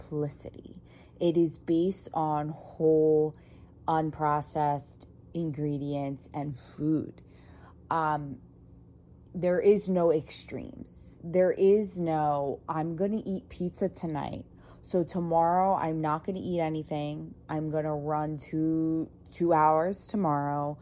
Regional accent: United States; brought up in, you know, the culture of an Italian living in America

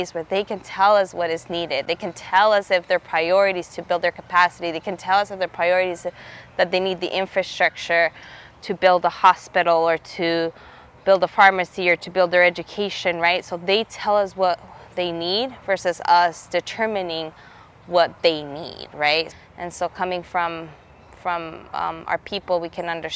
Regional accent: Nogales, Sonora, Mexico; now in Nogales, United States; I grew up in Nogales, Sonora, Mexico, in Nogales, Arizona, where I live now.

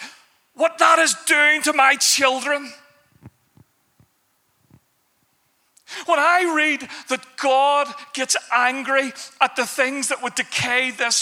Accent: Belfast, Northern Ireland, United Kingdom; I grew up in Belfast

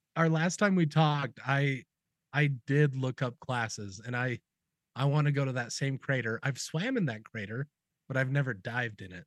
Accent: Utah, United States; I grew up in Utah, and both my mom and my dad graduated with musical degrees.

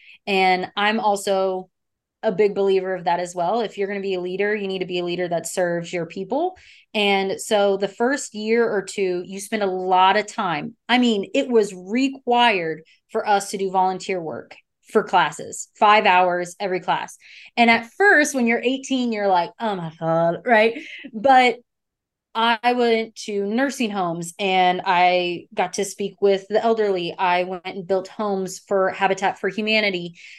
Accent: the South, United States; because I'm from the South.

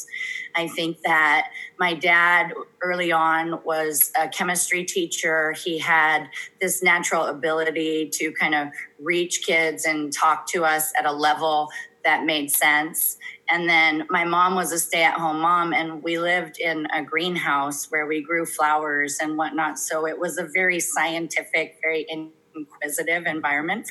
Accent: Carpinteria, California, United States; I'm from Carpinteria, this little hometown

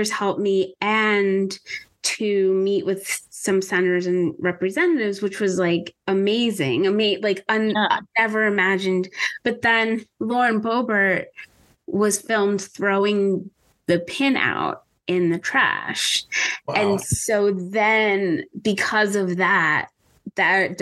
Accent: Pennsylvania, United States; Pennsylvania because that's my home state

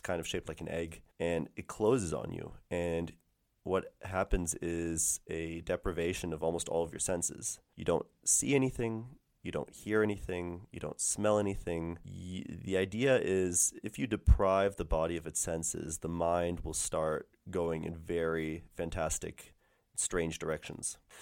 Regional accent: St. Louis, Missouri, United States; moved away; back in my hometown in Saint Louis

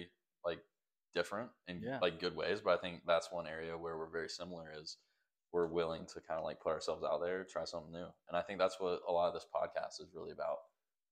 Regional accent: Greensboro, North Carolina, United States; I'm from North Carolina, grew up here. I've been here my entire life because I'm 20 minutes from home now. I'm from Greensboro

